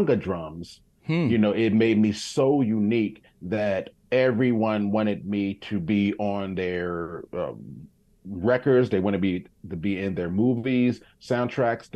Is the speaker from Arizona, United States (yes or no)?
no; Montgomery County, Maryland, United States; also born or lived in Washington, D.C.; I grew up in Montgomery County in Maryland. My mom moved us from D.C. into Montgomery County, Maryland